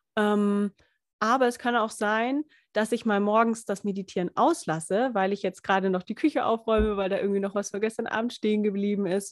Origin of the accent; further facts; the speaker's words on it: Lindau, Bavaria, Germany; ich komme ja aus Lindau, Lindau am Bodensee